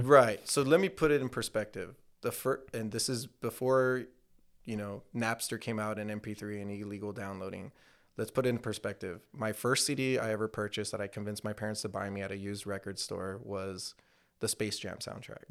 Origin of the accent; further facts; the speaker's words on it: McAllen, Texas, United States; moved away as an adult; also born or lived in Pharr, Texas; I was born in McAllen Medical Center, dude, uh, in the eighties